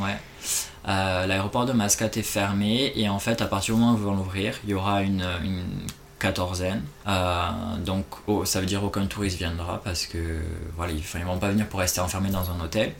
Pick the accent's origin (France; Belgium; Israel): France; Toulouse, Occitania; moved away as an adult; also born or lived in Malaysia; now in Oman; je suis toulousain à la base, donc j'ai grandi là-bas